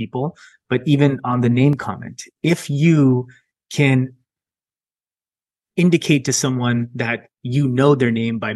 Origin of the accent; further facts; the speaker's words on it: Milpitas, California, United States; I grew up in Milpitas, California. So in California, in the Bay Area. And I spent a majority of my childhood there